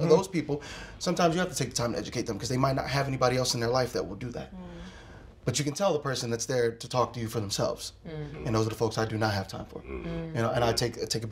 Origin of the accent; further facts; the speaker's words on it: Philadelphia, Pennsylvania, United States; I grew up in South Philly